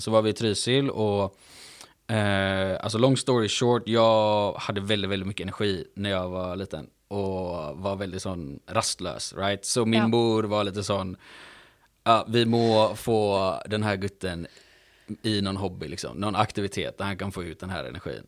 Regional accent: Gothenburg, Västra Götaland, Sweden; jag är uppvuxen i Göteborg

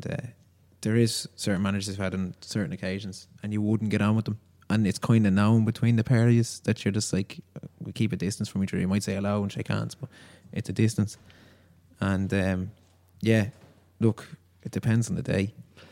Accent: Kildare, Leinster, Ireland; I'm from Kildare

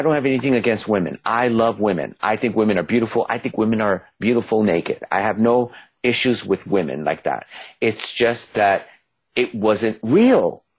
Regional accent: New York City, New York, United States; just like I'm from the Bronx

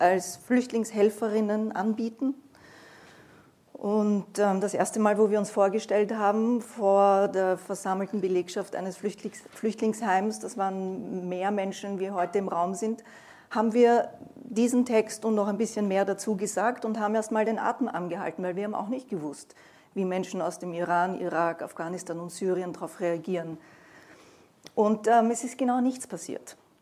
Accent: Vienna, Austria; als Wiener Jüdin

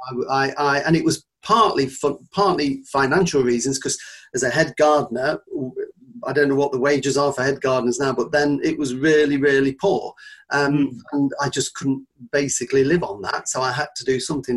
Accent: Nottinghamshire, East Midlands, United Kingdom; moved away as an adult; where I grew up in Nottinghamshire

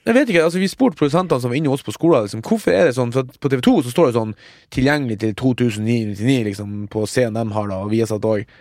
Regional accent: Mo i Rana, Nordland, Norway; moved away; hjemme på Mo, der er det jo en kino

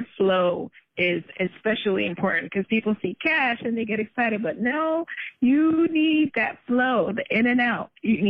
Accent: Jamaica; Because you're Nigerian, I'm Jamaican. We come from backgrounds where normal, traditional jobs is what's expected.

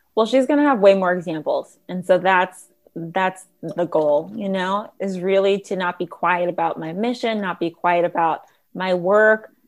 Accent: Los Angeles, California, United States; growing up in Los Angeles

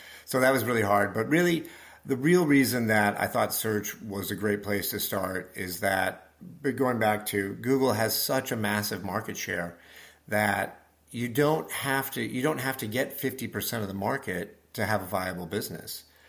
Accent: Nebraska, United States; I grew up in Nebraska.

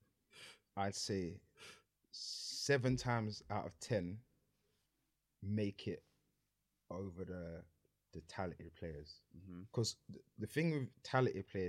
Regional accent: London, United Kingdom; also born or lived in Sydenham / Peckham / Brixton; where I was in Lewisham, I grew up in Pitts

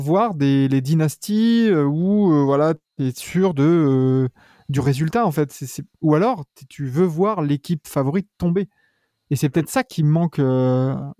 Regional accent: France; nous on est français

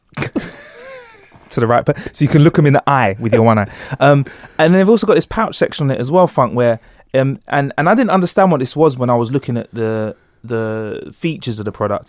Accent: London, United Kingdom; we're from London

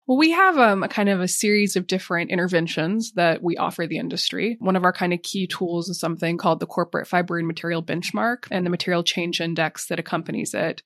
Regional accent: Montana, United States; moved away as an adult; now in London, United Kingdom; I grew up in Montana

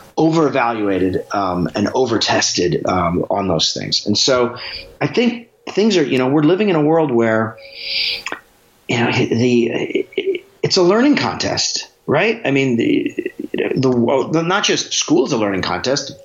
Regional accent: Alaska, United States; Growing up in Alaska

